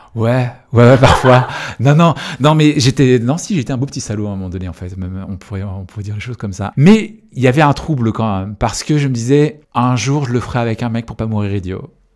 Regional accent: Quimper, Brittany, France; je suis breton, c'est une, de mes identités, c'est quelque chose qui est important pour moi, puisque j'ai grandi en Bretagne et je suis né là-bas.

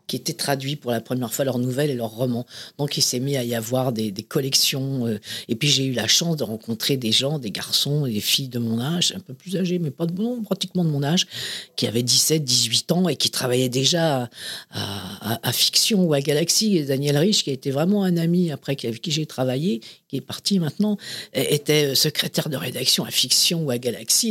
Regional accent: Paris, Île-de-France, France; also born or lived in Saint-Ouen; Je suis né Clinique Marie-Louise, qui était euh, dans le 9e, à côté de là où est né Johnny Hallyday, un peu plus tôt, que moi, euh, Et, j'ai grandi entre, dans le 9e, c'était dans le 9e, puis après dans, à Saint-Ouen, puis après dans le 10e

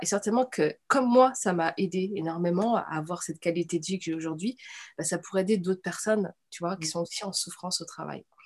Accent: Nantes, Pays de la Loire, France; j'ai grandi, tu vois, à Nantes

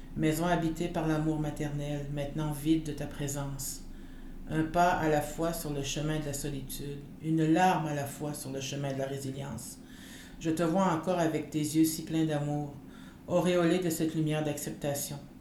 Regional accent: Canada; first language French; en tant que femme inou libre

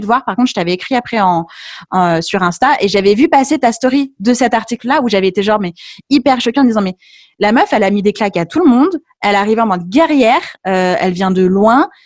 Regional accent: Lyon, Auvergne-Rhône-Alpes, France; j'étais de Lyon. Je le suis toujours.

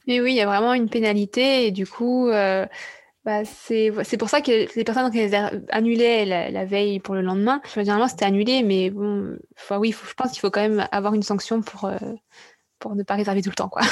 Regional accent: France; en tant que Français

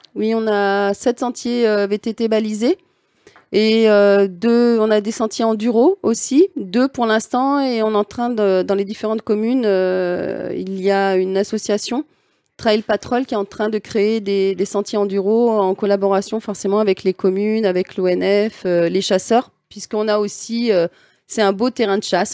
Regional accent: Lyon, Auvergne-Rhône-Alpes, France; moved away as an adult; now in Alsace, France; je suis lyonnaise au départ

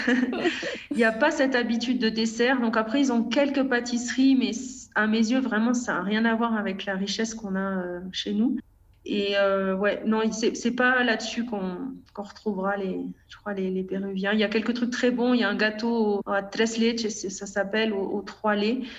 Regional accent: France; moved away as an adult; on est beaucoup de Français

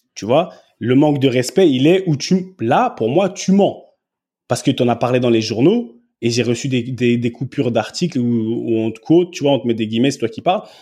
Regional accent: France; moved away as an adult; also born or lived in England; je suis français. Et chez nous, grandi comme j'ai grandi, il y a des manières de parler

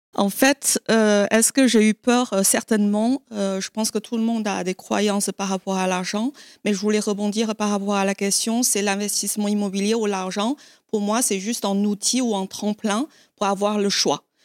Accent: China; moved away as an adult; now in France; j'ai quitté la Chine euh, à l'âge de 19 ans

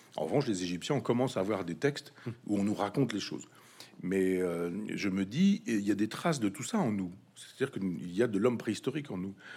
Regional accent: Chambois, Normandy, France; dans mon village natal, Chambois, 500 habitants

